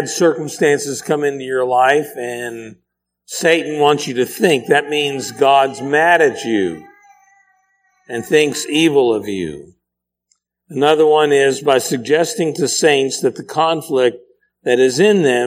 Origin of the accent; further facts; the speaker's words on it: Pennsylvania, United States; My porch growing up in Pennsylvania, it was very small